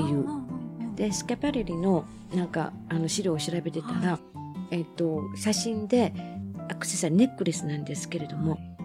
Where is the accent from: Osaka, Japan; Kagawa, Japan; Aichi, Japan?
Osaka, Japan; Minoh; ちっちゃい時箕面っていうとこで生まれ育ってた